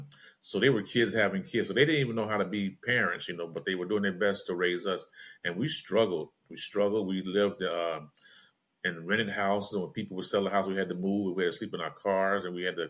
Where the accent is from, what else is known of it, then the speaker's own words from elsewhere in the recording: Los Angeles, California, United States; Growing up in South Central LA, it was hard out there